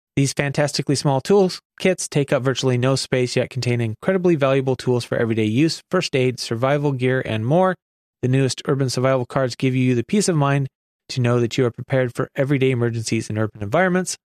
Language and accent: English; Oregon, United States; my home state of Oregon